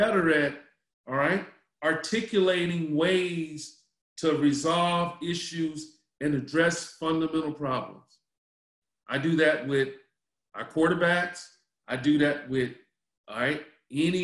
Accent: Charlotte, North Carolina, United States; moved away as an adult; also born or lived in Washington, D.C.; I grew up in Charlotte, North Carolina

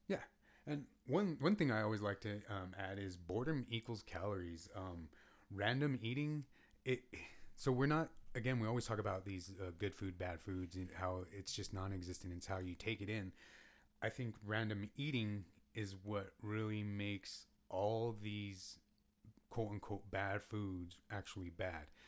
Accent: United States

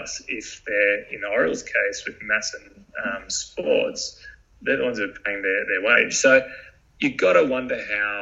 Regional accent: Australia; growing up in Australia, you play sport on weekends

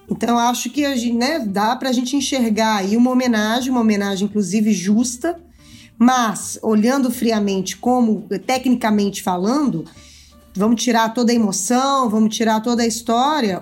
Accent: Minas Gerais, Brazil; eu sou mineira

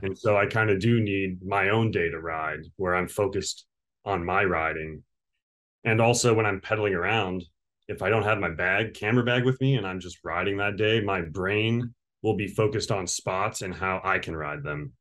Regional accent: Victorville, California, United States; also born or lived in Ohio; now in Long Beach, United States; I grew up in the high desert, which Apple Valley, Victorville, it's kind of on the way to Las Vegas

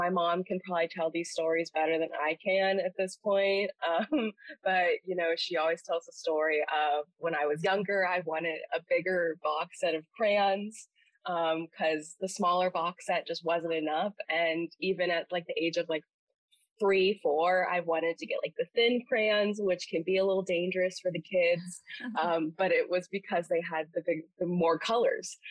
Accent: Vero Beach, Florida, United States; moved away as an adult; also born or lived in St. Augustine, Florida; I'm from Vero Beach, Florida

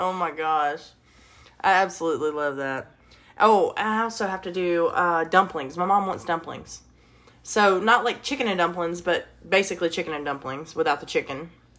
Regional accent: Alabama, United States; I grew up in Alabama

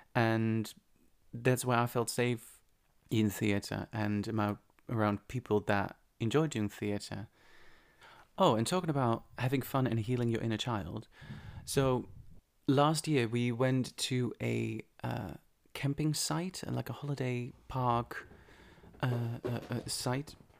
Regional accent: Netherlands; moved away; I'm from the Netherlands

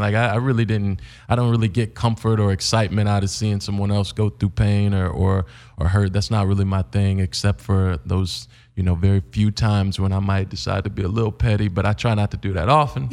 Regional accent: Indiana, United States; now in Los Angeles, United States; coming from Indiana

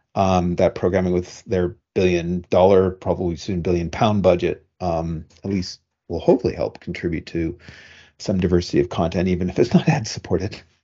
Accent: Canada; now in United States; Me as a Canadian

